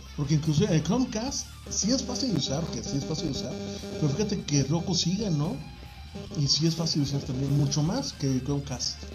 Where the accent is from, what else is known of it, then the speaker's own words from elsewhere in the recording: Mexico; nosotros los mexicanos somos una raza que todavía somos fuertes